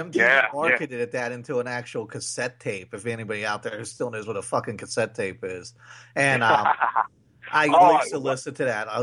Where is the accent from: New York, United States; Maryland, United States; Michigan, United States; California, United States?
Maryland, United States; Waldorf; We grew up in Waldorf